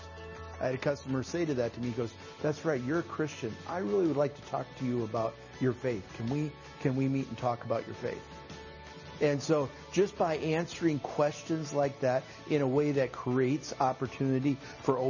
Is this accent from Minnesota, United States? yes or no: yes; Dodge Center, Minnesota, United States; I'm from Dodge Center, Minnesota, and I am a banker